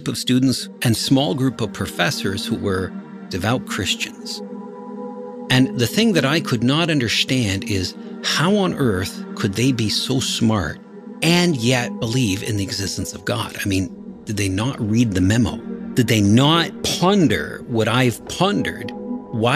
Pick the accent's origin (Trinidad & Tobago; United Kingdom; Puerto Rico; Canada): Canada; Kitchener, Ontario; I was born in Kitchener, Ontario, a suburb about 1 hour south of Toronto